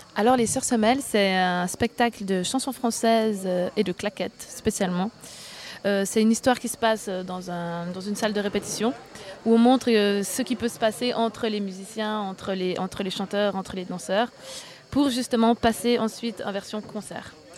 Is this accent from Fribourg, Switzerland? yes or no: yes; Fribourg, Switzerland; je suis fribourgeoise